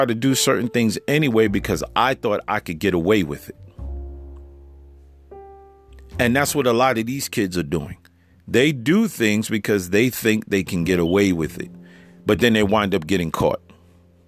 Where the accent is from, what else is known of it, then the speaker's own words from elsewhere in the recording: New York, United States; moved away; I'm a New Yorker, you know, I was living out in New York and I grew up out there.